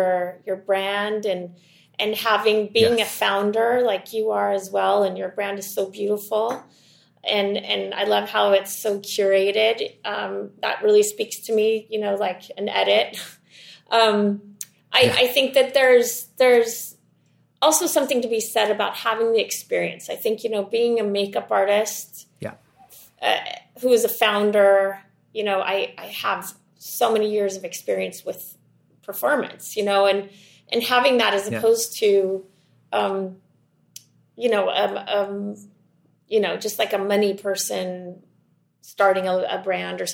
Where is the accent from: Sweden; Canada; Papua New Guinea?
Sweden; moved away as an adult; also born or lived in Switzerland; I grew up in Sweden